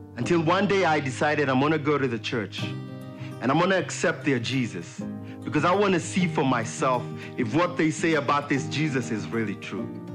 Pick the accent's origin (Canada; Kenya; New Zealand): Kenya; moved away; I was born in Kenya